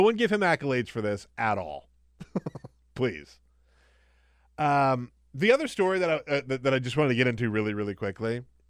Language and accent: English; Charleston, South Carolina, United States; my hometown of Charleston